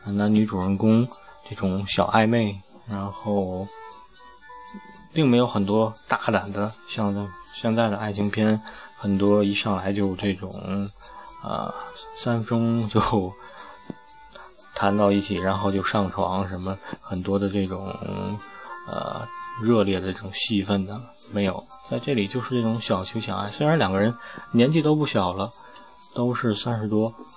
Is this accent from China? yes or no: yes; China; 我们大陆这边也有这个发布